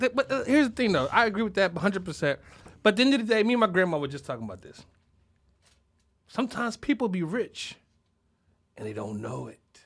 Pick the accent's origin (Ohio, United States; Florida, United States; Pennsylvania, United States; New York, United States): Pennsylvania, United States; Philadelphia; Well, yeah